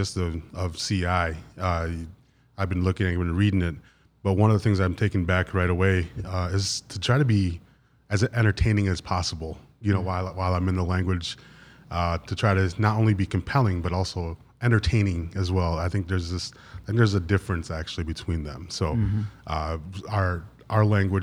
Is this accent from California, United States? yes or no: no; Wisconsin, United States; I am from Wisconsin